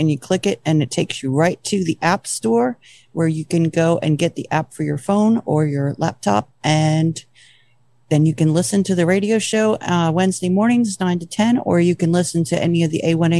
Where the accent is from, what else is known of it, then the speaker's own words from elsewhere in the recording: New Jersey, United States; No, I'm from Jersey, and apparently, according to my drinking friends, I only sound like I'm from Jersey after I've been drinking. But I've been told I sound a lot more like my mom's from Ohio.